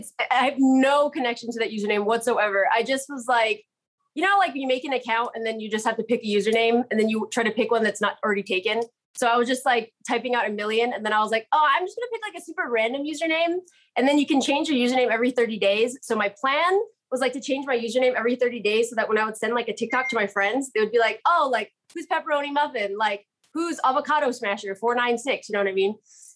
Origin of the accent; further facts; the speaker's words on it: Waiawa, Hawaii, United States; I'm from Waiawa.